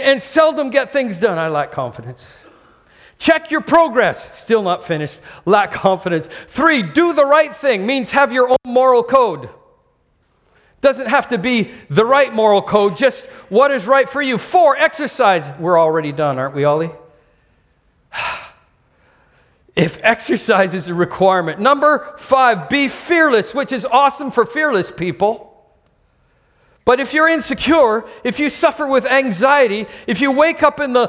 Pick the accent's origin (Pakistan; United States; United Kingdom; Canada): Canada; now in Singapore; I'm Canadian